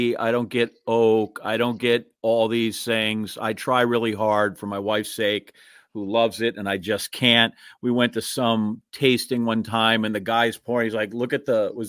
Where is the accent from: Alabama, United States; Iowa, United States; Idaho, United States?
Iowa, United States; born there; I was born in Iowa. I got all relatives there in Wisconsin.